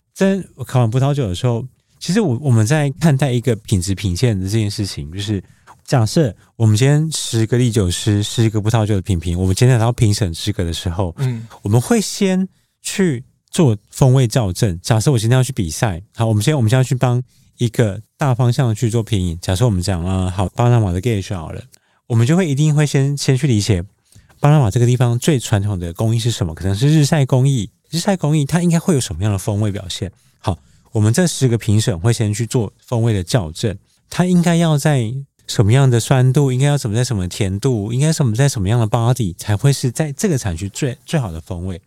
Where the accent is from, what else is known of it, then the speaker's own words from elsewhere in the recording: Taiwan; now in Taichung, Taiwan; 我可能是生长在茶的家庭嘛